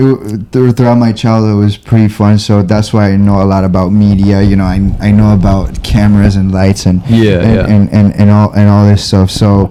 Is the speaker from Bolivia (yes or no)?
yes; Bolivia; moved away; also born or lived in Miami / East Coast; in Bolivia, I lived a really cool public life